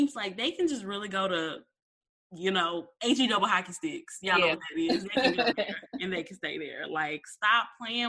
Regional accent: Memphis, Tennessee, United States; my hometown in Memphis

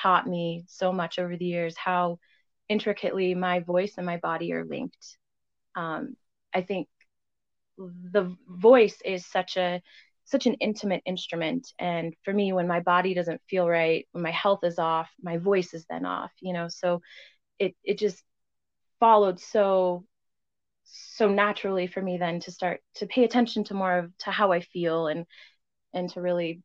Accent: Loveland, Colorado, United States; I grew up in Loveland, Colorado

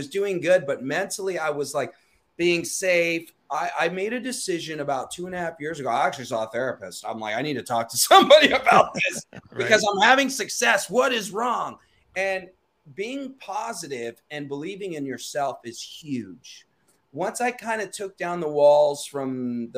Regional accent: Torrance, California, United States; my hometown where I grew up, which is Torrance

